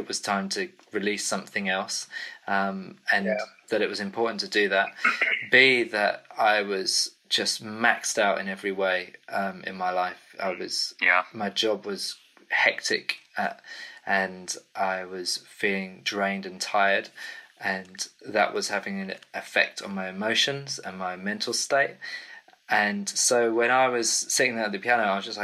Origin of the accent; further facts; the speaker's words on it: England, United Kingdom; accent: English; also born or lived in Cambridge; I'm from the UK. My English accent kind of gives me away